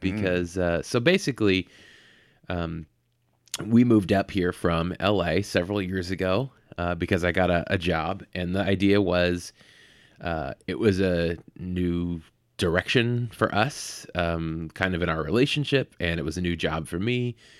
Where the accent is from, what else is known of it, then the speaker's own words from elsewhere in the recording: the Bay Area, California, United States; also born or lived in Los Angeles; I grew up in the Bay